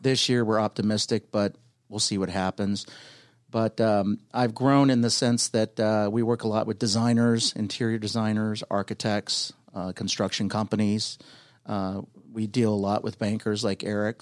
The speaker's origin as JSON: {"language": "English", "region": "California", "country": "United States", "tie": "born or raised there", "also_born_or_lived": "Palm Beach Gardens, Florida / Boca Raton, Florida", "moved": "as an adult", "lives_now": "Atlanta, United States", "said": "Born and raised in California"}